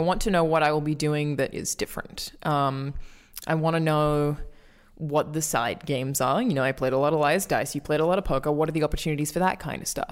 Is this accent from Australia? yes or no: yes; Australia; as an Australian